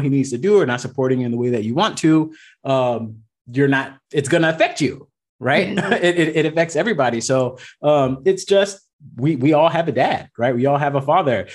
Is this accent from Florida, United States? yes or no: yes; Miami, Florida, United States; moved away as an adult; now in Southern California, United States; I'm originally from Miami, Florida